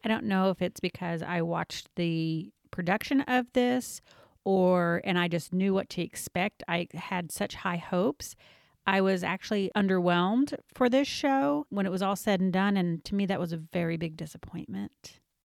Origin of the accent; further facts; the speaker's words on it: the South, United States; we're from the South